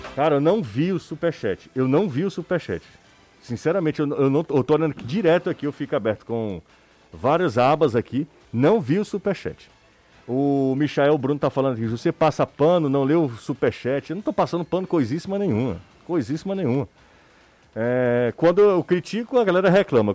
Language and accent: Portuguese; Aracati, Ceará, Brazil; eu vim de Aracati